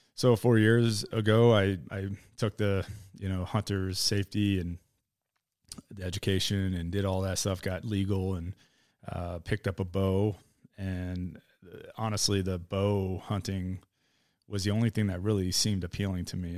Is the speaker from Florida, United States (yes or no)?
yes; Miami, Florida, United States; moved away as an adult; also born or lived in Idaho; I was born in Miami in nineteen eighty-three